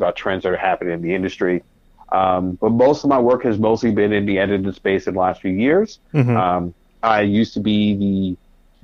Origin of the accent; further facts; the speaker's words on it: New York City, New York, United States; also born or lived in Bronx; I'm from Harlem by way of the Bronx